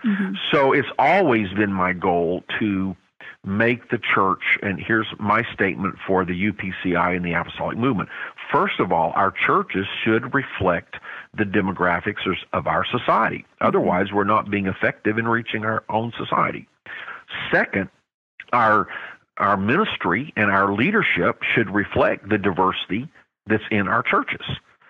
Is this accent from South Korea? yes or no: yes; South Korea; Again, I grew up in Korea as an American, as a white person, and we were blessed as American citizens.